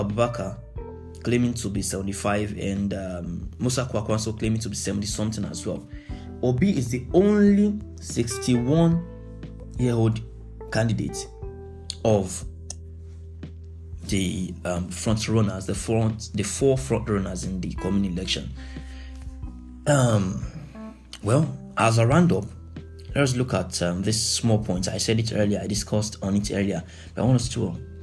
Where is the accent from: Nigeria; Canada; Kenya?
Nigeria